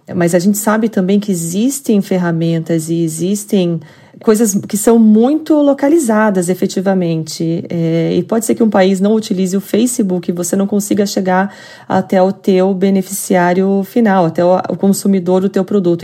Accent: Curitiba, Paraná, Brazil; accent: curitibano; vocês estão ouvindo muito bem o meu sotaque curitibano aqui

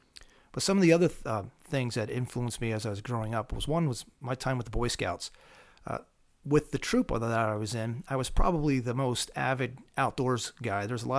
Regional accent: Pennsylvania, United States; Well, I grew up here in Pennsylvania. I grew up in southern Lancaster County.

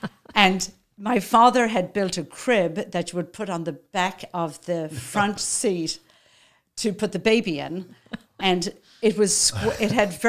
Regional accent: Dublin, Leinster, Ireland; moved away as an adult; now in United States; I grew up in Dublin, Ireland. I'm one of 8 children.

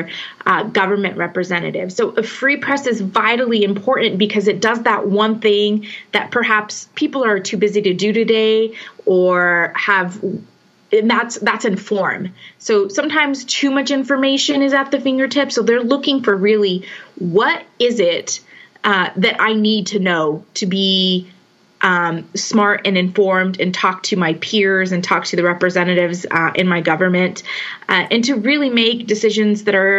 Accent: Carlsbad, New Mexico, United States; the Current Argus, which is my hometown newspaper. I love the idea of being able to serve the community that I grew up

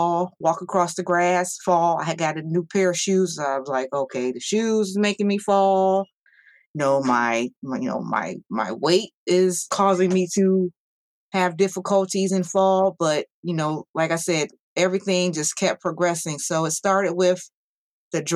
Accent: Ohio, United States; I am from Ohio

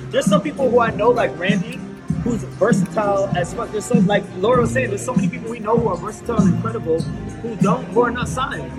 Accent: Baltimore, Maryland, United States; because I'm coming from Baltimore, we're like, we're this, and D.C. is like this, so I'm coming from the East Coast.

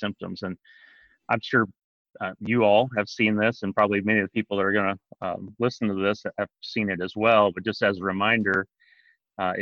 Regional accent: southeastern Illinois, United States; moved away as an adult; also born or lived in North Dakota; now in Kentucky, United States; I'm originally from southeastern Illinois. So I grew up just about an hour and a half from where I work now at Princeton

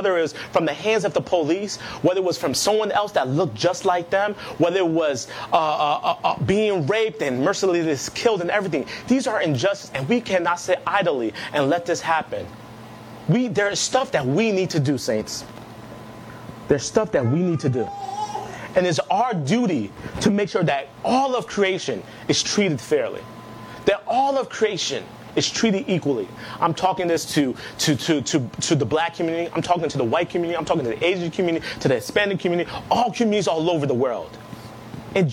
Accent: Nigeria; Before I am Nigerian, before I am black, I am a Christian

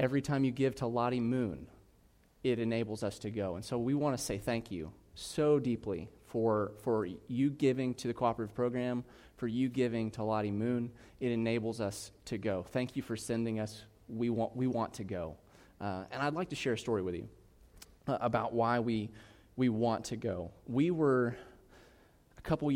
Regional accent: South Carolina, United States; I'm from South Carolina

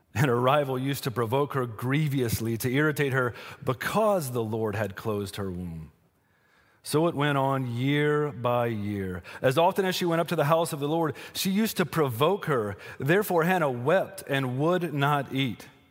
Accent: Western North Carolina, United States; I'm from Western North Carolina

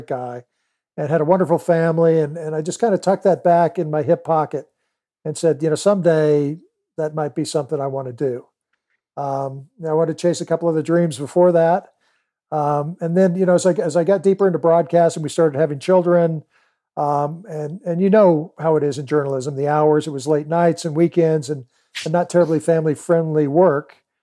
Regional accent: California, United States; moved away; also born or lived in Georgia / Kailua, Hawaii; I grew up in California

